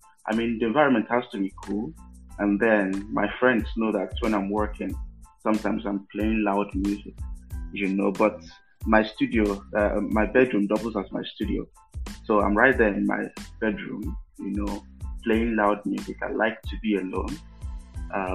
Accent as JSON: {"language": "English", "country": "Nigeria", "said": "as a Nigerian"}